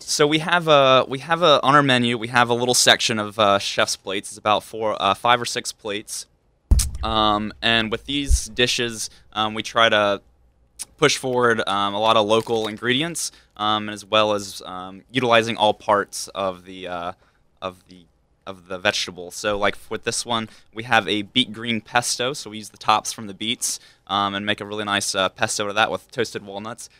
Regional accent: Hickory, North Carolina, United States; accent: southern; moved away; I grew up in Hickory, North Carolina

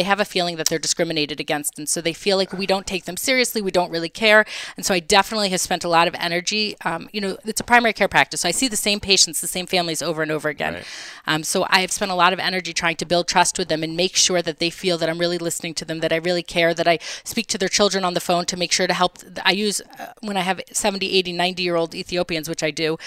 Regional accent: Beacon, New York, United States; moved away

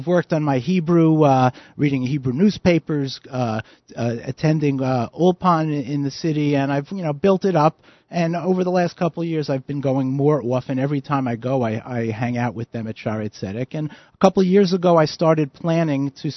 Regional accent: New York City, New York, United States; moved away as an adult; now in Teaneck, United States; I grew up in Kew Garden Hills.

